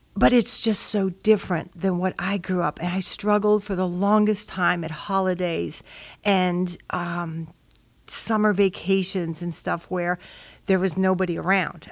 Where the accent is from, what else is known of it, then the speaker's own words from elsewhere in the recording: Chicago, Illinois, United States; I was raised in Chicago, Illinois